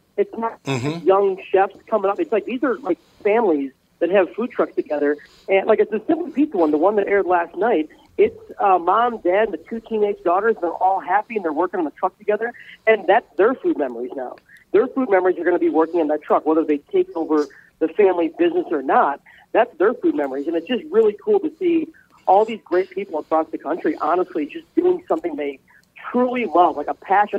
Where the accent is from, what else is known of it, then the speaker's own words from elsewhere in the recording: Midwest, United States; growing up in the Midwest